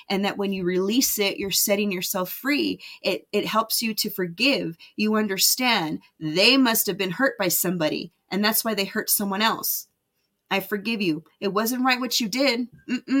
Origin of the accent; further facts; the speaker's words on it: United States; moved away as an adult; also born or lived in Las Vegas, Nevada / California; now in Utah, United States; I grew up in Vegas and California where the weather was nice and warm